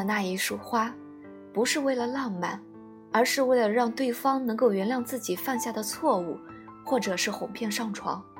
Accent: China; 继续保持我们中国人的含蓄内敛有什么不好？

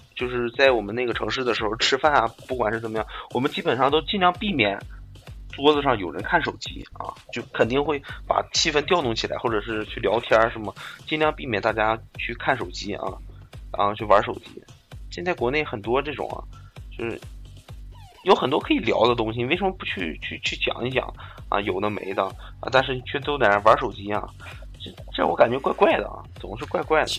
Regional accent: northern China, China; 我们北方也要保持一个传统

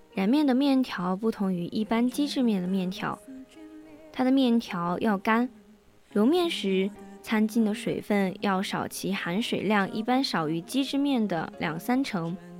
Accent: Sichuan, China; 我是四川人

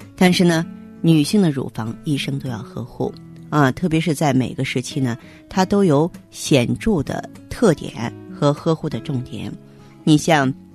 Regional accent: China; 可能我们中国人呢重视脸部

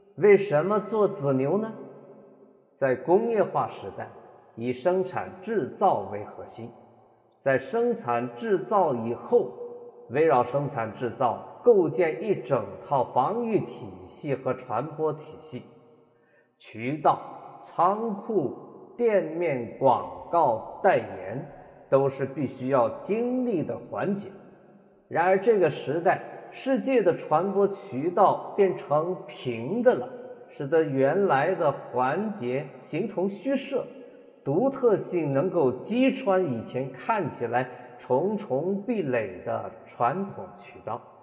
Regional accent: Loudi, Hunan, China; 咱们家乡的一所中学，楼底一中

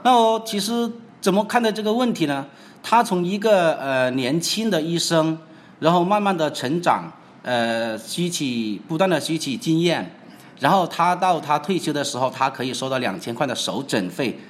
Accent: China; 我们中国人

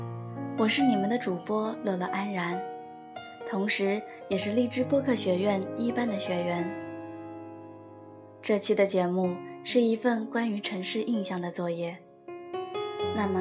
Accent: Chizhou, Anhui, China; 则是生我养我的故乡，池州。

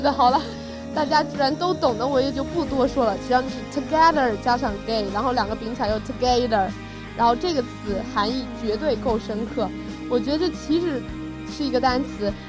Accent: China; 我们中国人

